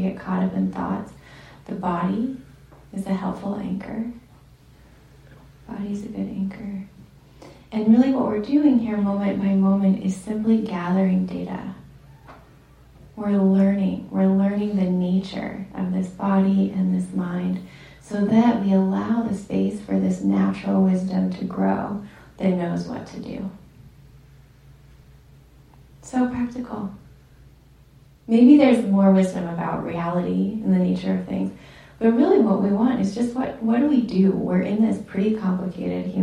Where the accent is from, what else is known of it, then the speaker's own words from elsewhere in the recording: Ashland, Oregon, United States; my hometown, I was born in Southern Oregon in Ashland